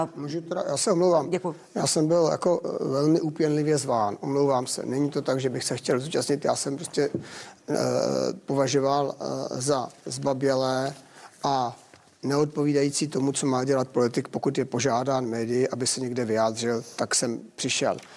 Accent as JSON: {"language": "Czech", "town": "Telč", "region": "Vysočina Region", "country": "Czechia", "tie": "born or raised there", "said": "v mém rodném městě v Telči"}